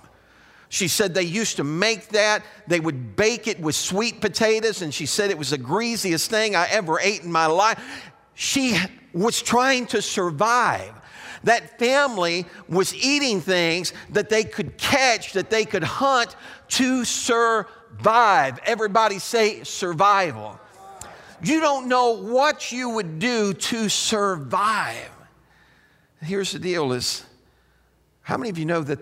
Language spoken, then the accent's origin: English; Chicago, Illinois, United States; I was raised up around Chicago, but because my parents were from Southern Illinois, I experienced that.